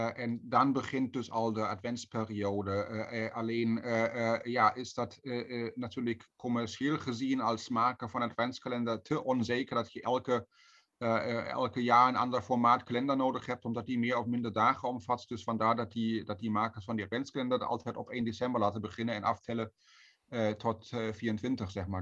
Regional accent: Berlin, Germany; Dutch is a second language; moved away as an adult; now in Netherlands; Bij ons thuis in Berlijn

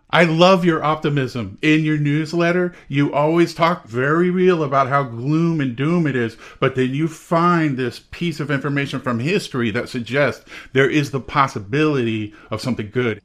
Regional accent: Texas, United States; moved away; I grew up in Texas

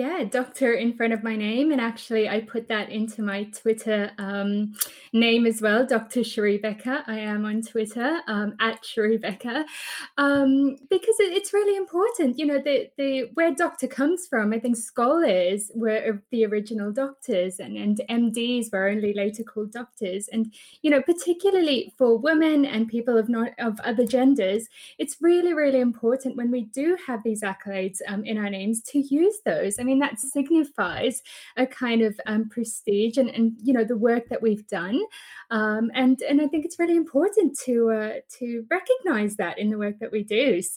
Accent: South Africa; also born or lived in Australia; So I'm South African and I went over to Australia to go and do my PhD research there.

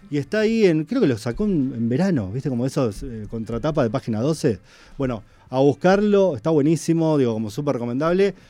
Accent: Buenos Aires, Argentina; Fui a un colegio secundario y se llama Colegio Episcopal de Buenos Aires

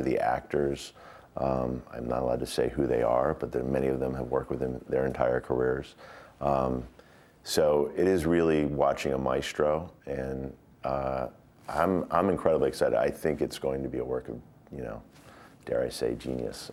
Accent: United States; also born or lived in Glasgow, Scotland

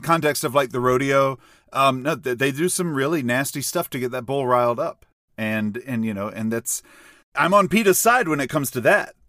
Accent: a small country town in the South, United States; growing up in a small country town, a lot of the people I grew up with, very Southern

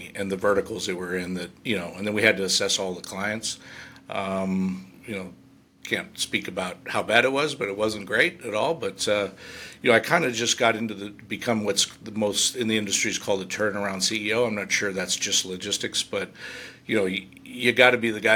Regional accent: California, United States; also born or lived in San Jose, California; now in Reno, United States; I moved to Reno is it's real close to my hometown. It's 1,900 people. It's in the California side

